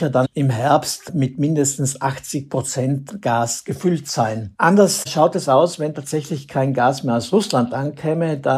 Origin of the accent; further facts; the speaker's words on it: Austria; Wäre das bei uns in Österreich der Fall, dann wäre das ein Fall für die sogenannte Energielenkung.